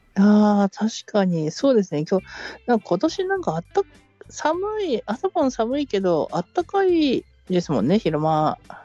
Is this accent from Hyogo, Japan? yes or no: no; Hokkaido, Japan; moved away; 私はなんかその北海道生まれ